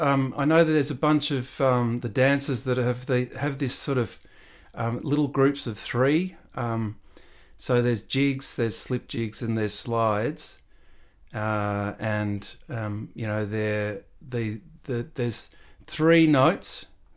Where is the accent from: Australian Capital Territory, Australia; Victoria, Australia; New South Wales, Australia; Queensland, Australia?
Australian Capital Territory, Australia; Canberra; So that little one was, we used to do that in Canberra. So I was up there for all my primary school from about five till.